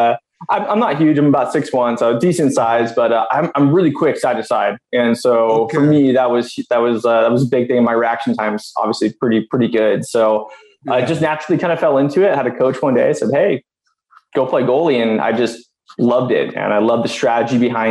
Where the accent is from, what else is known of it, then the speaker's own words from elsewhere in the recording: Southern California, United States; born and raised in Southern California